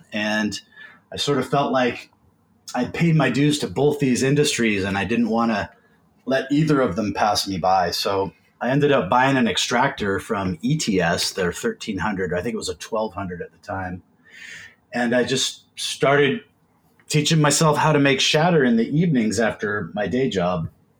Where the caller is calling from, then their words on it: Seattle, Washington, United States; I am sitting in my home office in Seattle, Washington. Just flew back from LA this morning.